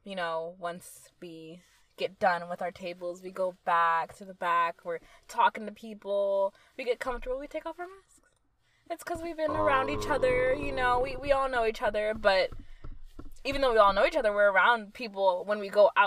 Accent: Midland, Texas, United States; I'm not from San. I'm from West Tech, Midland.

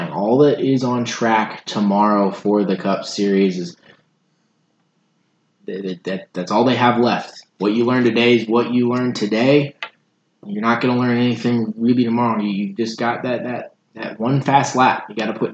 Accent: Kansas City, United States; I'm Kansas City biased. I'm from here

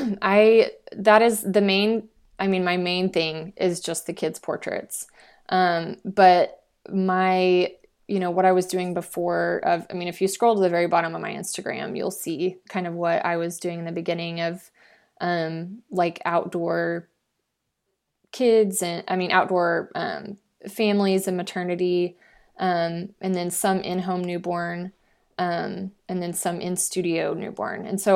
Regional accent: Fort Worth, Texas, United States; So I'm from Fort Worth and I, you know, I have a lot more connections kind of in that area.

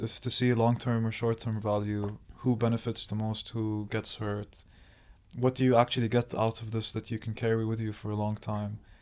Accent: Jordan; also born or lived in Saudi Arabia; I was born in Saudi Arabia, but raised in Jordan

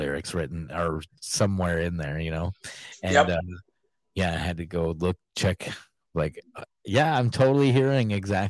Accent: Iowa, United States; I'm from Iowa.

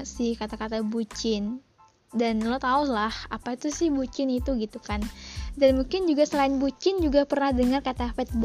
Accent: Riau, Indonesia; dan gue berasal dari Provinsi Riau, Riau dan gue masih seorang pelajar. Umur gue masih 17 tahun

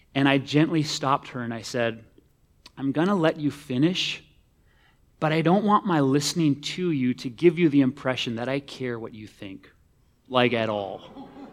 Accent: Minnesota, United States; as a Minnesotan

